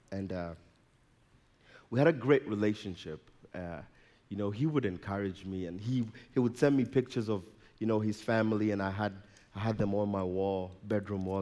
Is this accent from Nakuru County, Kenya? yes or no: no; Nairobi, Kenya; now in Colorado, United States; I was born and raised in Nairobi, Kenya.